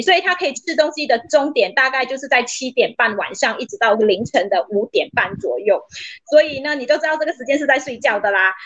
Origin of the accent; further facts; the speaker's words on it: Malaysia; 我们就是马来西亚人